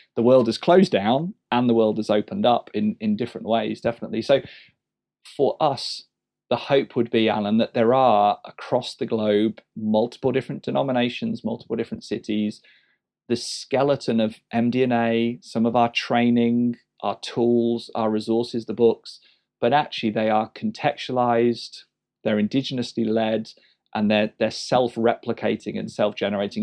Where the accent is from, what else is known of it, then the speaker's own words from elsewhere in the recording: England, United Kingdom; as an Englishman